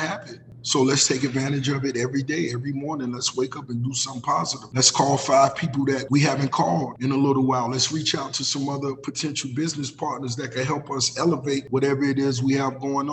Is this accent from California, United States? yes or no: no; Miami, Florida, United States; Growing up in Miami